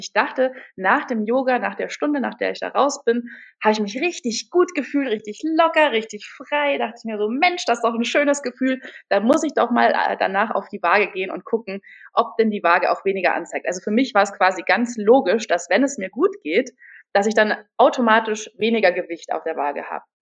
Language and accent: German; Munich, Bavaria, Germany; now in Berlin, Germany; Ich komme ursprünglich aus München, bin jetzt inzwischen Wahlberlinerin und äh, auch Yogalehrerin, wohne aktuell im Prenzlauer Berg